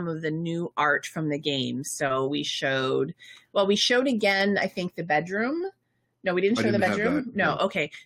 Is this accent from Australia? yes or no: no; Canada; we're Canadian